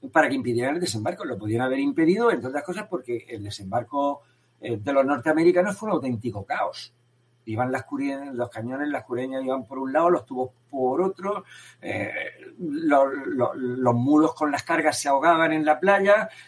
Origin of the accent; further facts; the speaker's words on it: Spain; pero bueno, como español me voy a sentir mejor.